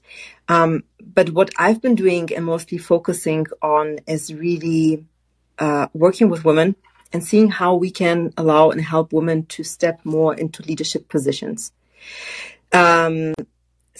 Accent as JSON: {"language": "English", "town": "Frankfurt", "region": "Hesse", "country": "Germany", "tie": "born or raised there", "moved": "yes", "said": "I grew up and studied in Frankfurt, Germany"}